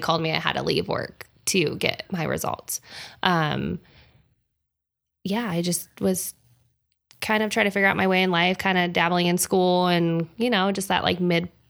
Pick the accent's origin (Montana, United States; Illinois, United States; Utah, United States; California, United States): Utah, United States; Salt Lake City; born there; also born or lived in Huntington Beach / Hawaii; I was born in Salt Lake City. It's where my mother's family is from. My dad's family is from Huntington Beach. We bounced back and forth a little bit. I lived in Hawaii for a couple of years